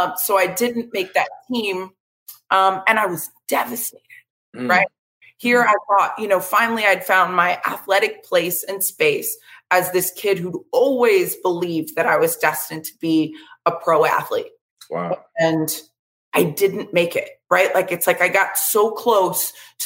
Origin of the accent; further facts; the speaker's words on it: Vero Beach, Florida, United States; I'm a Florida native, grew up in Vero Beach, Florida